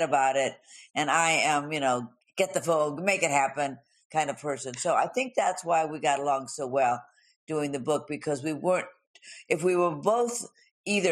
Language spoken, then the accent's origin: English; Los Angeles, California, United States; I grew up in Hollywood.